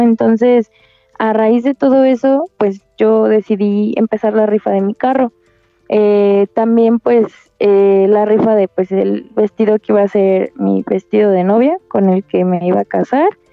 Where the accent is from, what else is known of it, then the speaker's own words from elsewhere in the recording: Querétaro, Mexico; yo soy de Querétaro y me estoy tratando en la Ciudad de México